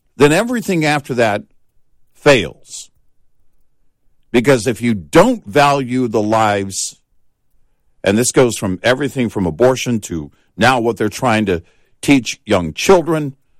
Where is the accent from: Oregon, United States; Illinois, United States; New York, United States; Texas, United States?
Texas, United States; I grew up in Texas